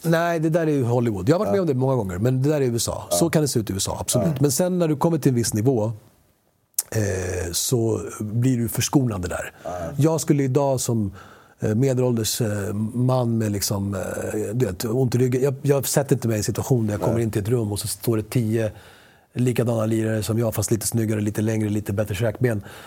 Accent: Sweden; first language Spanish; Swedish is a second language; Jag började prata svenska efter jag pratade spanska som barn

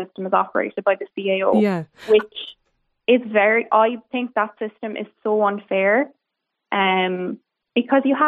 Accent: Cork, Munster, Ireland; I'm from Cork myself

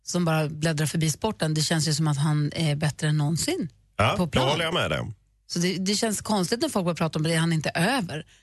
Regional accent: Lund, Skåne, Sweden

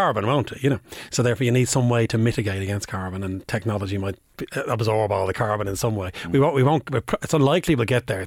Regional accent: Bray, Leinster, Ireland; I'm from Bray, County Wicklow.

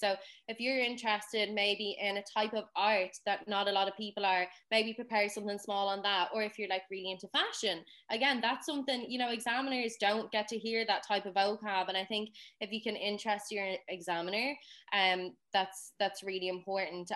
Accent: Dublin, Leinster, Ireland; I'm not from a Gaeltacht um, region. That's fairly obvious by my voice. Um, I'm from Dublin.

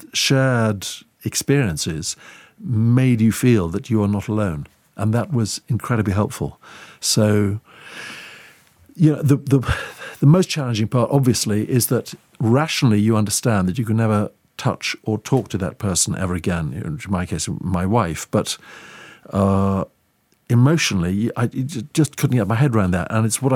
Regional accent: Eswatini; which was a nickname that she gave me because I grew up in Swaziland

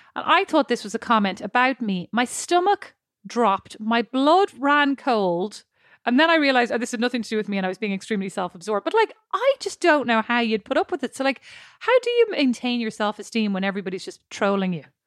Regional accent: Ireland

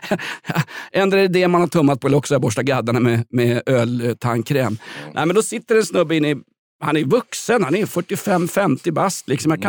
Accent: Sweden; Jag är ju svensk, jag blir tokig om folk inte följer regler eller står i rätt kö till Systembolaget

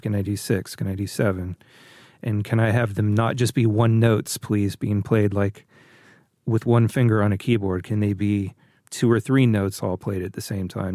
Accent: Northern California, United States; growing up in Northern California

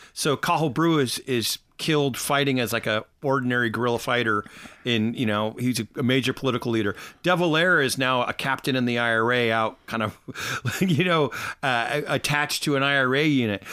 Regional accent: United States; now in Ireland; I'm American

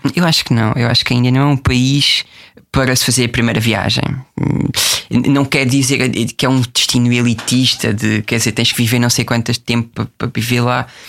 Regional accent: Portugal; gosto muito da minha terra, que é Brantes

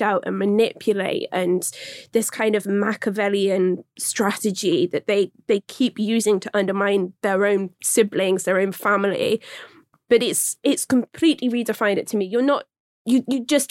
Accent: West Country, South West England, United Kingdom; accent: West Country; my West Country accent

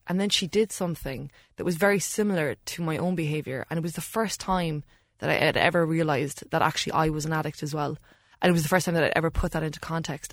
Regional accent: Ireland; Growing up in Ireland

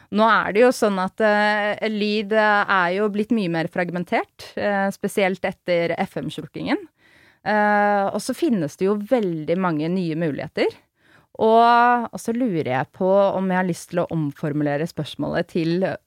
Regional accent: Oslo, Norway; er jo født og oppvokst i Oslo

